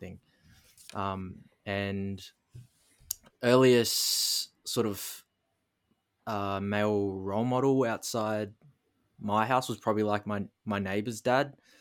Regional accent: Darwin, Northern Territory, Australia; born and raised in Darwin, Northern Territory, the most northern coastal point of Australia

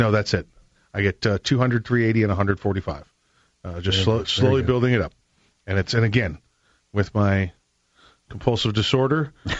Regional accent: New York, United States; now in Florida, United States; I grew up in New York for a while

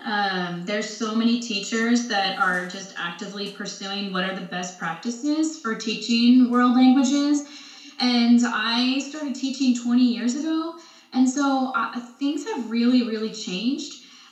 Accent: Portland, Oregon, United States; No, I am from the Portland area.

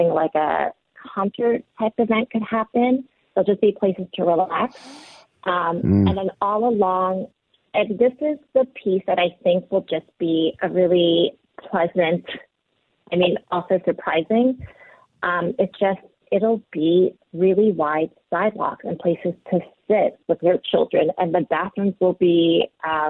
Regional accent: East Coast, United States; moved away as an adult; also born or lived in Korea; now in Seattle, United States; I was born in Korea, grew up on the East Coast and then came out to Seattle about 20 years ago

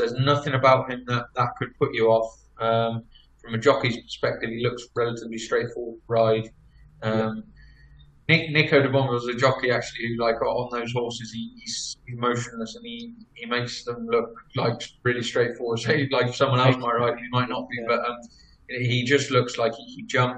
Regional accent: England, United Kingdom; being based in England, being English

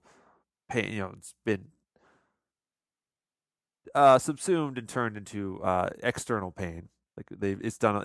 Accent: United States; growing up in America in the 90s

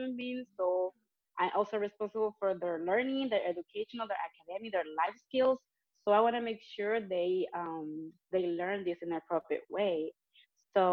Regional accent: San Juan, Puerto Rico; moved away as an adult; also born or lived in Carolina, Puerto Rico / Toluca; now in North Carolina, United States; I was born and raised in Puerto Rico, in San Juan, and then I moved to Carolina, and then I moved to Toluca when I got married.

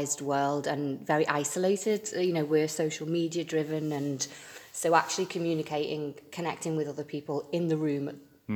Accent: Birkenhead, North West England, United Kingdom; also born or lived in London / Brighton; now in Liverpool, United Kingdom; Originally, yeah. Well, from the Wirral

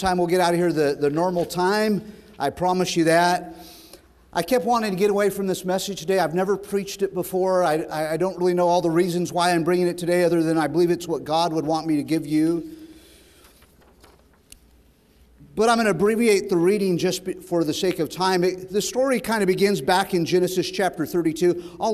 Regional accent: Sacramento, California, United States; I grew up in Sacramento when Rush Limbaugh was starting out

